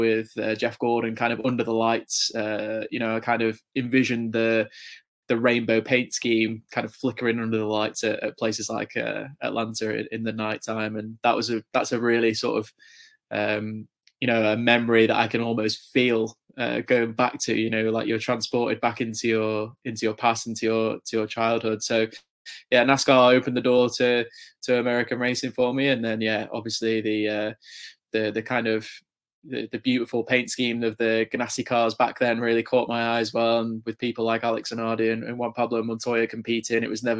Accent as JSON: {"language": "English", "region": "England", "country": "United Kingdom", "said": "I'm obviously, as you can probably tell from my accent, from England and the UK"}